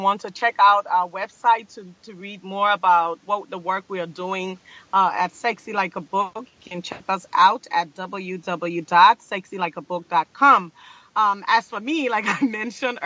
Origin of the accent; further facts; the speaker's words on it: Liberia; I'm from Liberia